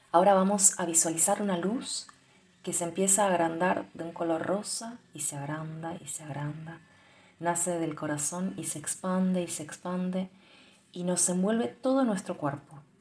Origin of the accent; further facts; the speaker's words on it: Argentina; yo soy de Argentina